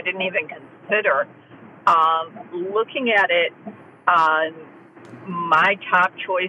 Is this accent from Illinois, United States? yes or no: no; New York, United States; now in South Florida, United States; I'm originally from New York. I'm now in South Florida.